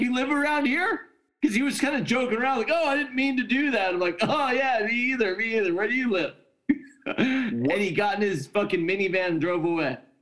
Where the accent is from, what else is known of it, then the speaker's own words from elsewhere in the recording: California, United States; I'm I'm from California